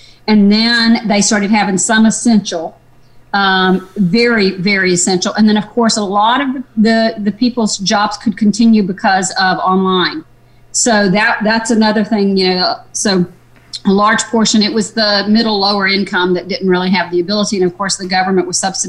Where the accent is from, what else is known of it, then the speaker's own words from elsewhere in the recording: Georgia, United States; true Georgia peaches like myself